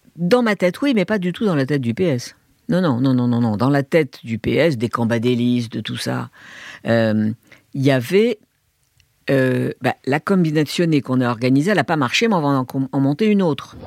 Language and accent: French; Algiers, Algiers Province, Algeria; moved away; also born or lived in Hong Kong / Beijing, China; Je suis né en 45 en Algérie. J'ai grandi avec la guerre d'Algérie dans une famille de gauche, de juifs de gauche à Alger